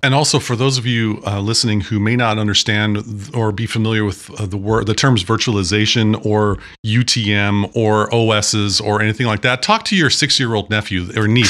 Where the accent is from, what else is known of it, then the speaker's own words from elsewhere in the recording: Sequim, Washington, United States; I grew up in Washington State. I grew up in Sequim